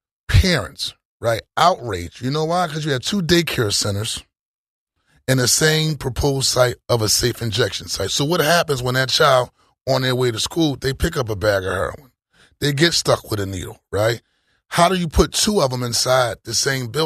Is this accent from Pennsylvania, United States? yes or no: yes; Philadelphia, Pennsylvania, United States; I'm born and raised in South Philly all my life